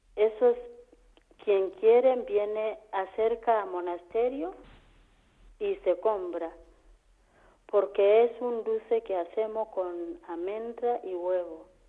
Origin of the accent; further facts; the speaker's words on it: Kenya; Spanish is a second language; moved away as an adult; now in Antequera, Spain; soy de Kenia